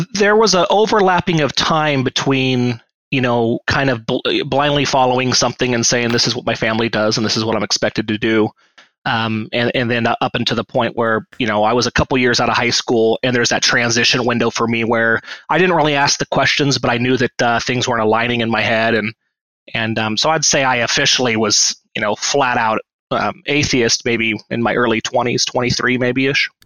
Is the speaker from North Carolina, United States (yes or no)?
no; Washington, United States; I grew up um, uh, in the LDS faith, uh, which most people know by Mormonism or Mormons, um, up in Washington State